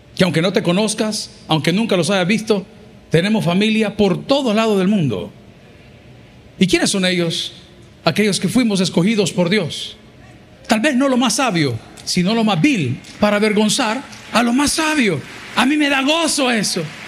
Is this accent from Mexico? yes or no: no; El Salvador